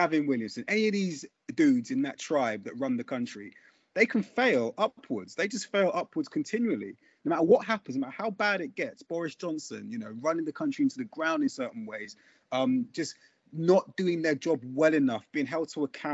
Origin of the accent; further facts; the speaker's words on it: London, United Kingdom; I grew up in Brixton in the 80s and 90s